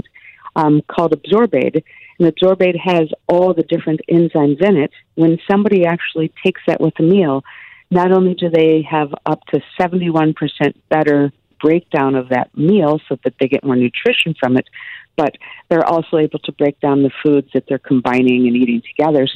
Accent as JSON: {"language": "English", "region": "Midwest", "country": "United States", "tie": "born or raised there", "said": "I grew up in the Midwest."}